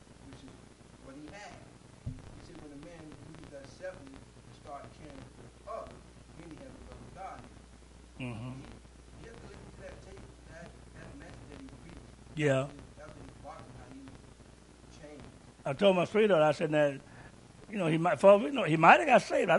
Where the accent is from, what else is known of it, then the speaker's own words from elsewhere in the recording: Louisville, Kentucky, United States; I'm from Louisville, too. And we'd be riding the bus going to school